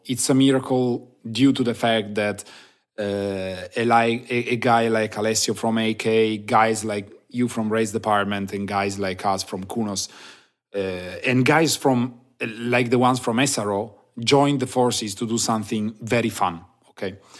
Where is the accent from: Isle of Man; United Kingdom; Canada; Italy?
Italy; Turin, Piedmont; I'm from Turin, Italy